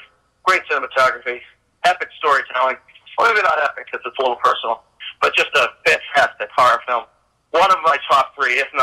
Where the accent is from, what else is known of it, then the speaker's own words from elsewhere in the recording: Massachusetts, United States; my home state of Massachusetts